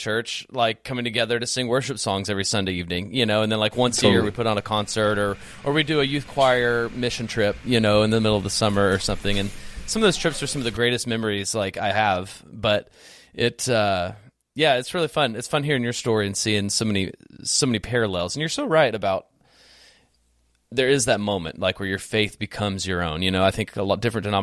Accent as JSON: {"language": "English", "town": "The Woodlands", "region": "Texas", "country": "United States", "tie": "born or raised there", "also_born_or_lived": "Houston", "said": "I grew up in a great home, and we went to church as a family, like when we lived down in Houston proper, until like second or third grade. And then we moved from Houston proper up to the Woodlands"}